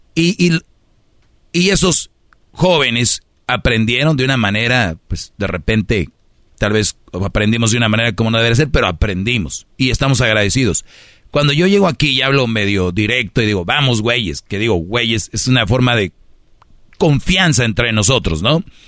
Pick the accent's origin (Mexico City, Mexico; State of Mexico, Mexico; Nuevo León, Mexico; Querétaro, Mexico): Nuevo León, Mexico; Monterrey; soy de Monterrey